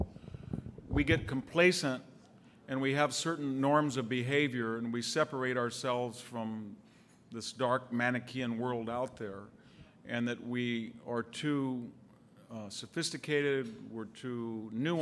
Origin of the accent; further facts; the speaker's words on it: Selma, California, United States; when I leave Selma, which per capita income is $16,000, my hometown